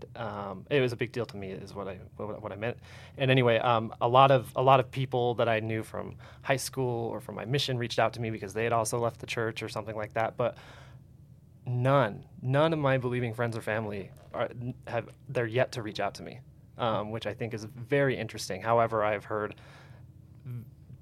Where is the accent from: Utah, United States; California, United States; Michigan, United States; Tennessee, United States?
Utah, United States; Provo; I was raised in Utah Valley, in Provo, actually.